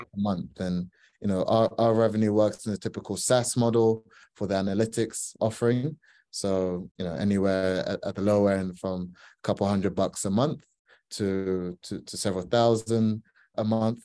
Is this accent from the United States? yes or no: no; Ghana; I'm from Ghana